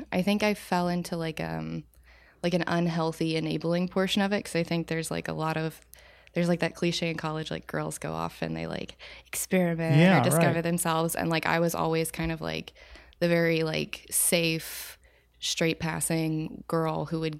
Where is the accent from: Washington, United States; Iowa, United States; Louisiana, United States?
Louisiana, United States; Watson; also born or lived in New Orleans; I'm not like from New Orleans. I was there for 6 years. I'm from like little redneck town, Louisiana, like one stoplight.